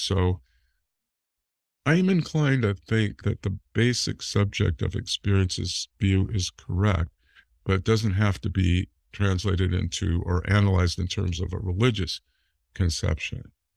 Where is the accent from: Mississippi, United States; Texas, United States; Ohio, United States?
Ohio, United States; Cleveland; I was born in Cleveland